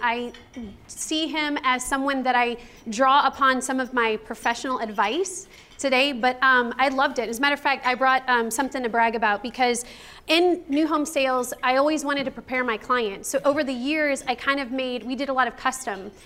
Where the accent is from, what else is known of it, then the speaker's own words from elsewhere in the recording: Chicago, Illinois, United States; now in San Antonio, United States; I was from Chicago, and I'm actually Italian